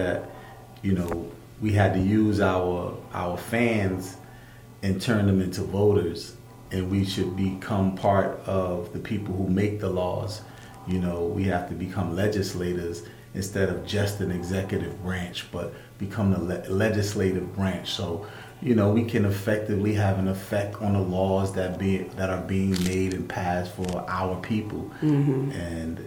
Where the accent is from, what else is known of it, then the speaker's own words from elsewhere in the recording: Newark, New Jersey, United States; the West Ward, where I grew up, where I was raised, where I was born